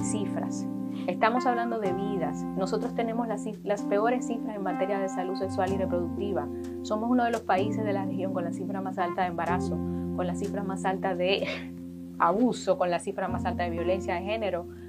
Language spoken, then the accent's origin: Spanish; Dominican Republic; nosotros como país